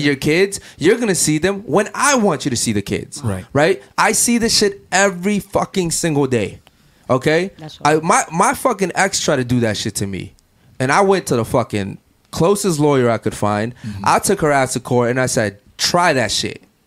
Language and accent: English; Baltimore, Maryland, United States; now in Miami, United States; Baltimore, which is where I'm from